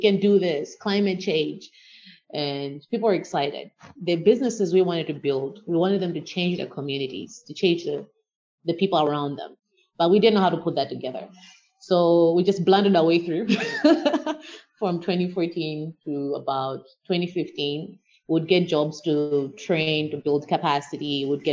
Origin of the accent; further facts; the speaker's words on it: Malawi; as a Malawian